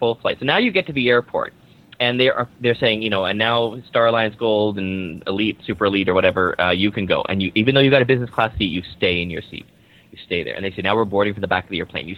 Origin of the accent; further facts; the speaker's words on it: Vancouver, British Columbia, Canada; I'm from Vancouver, Canada.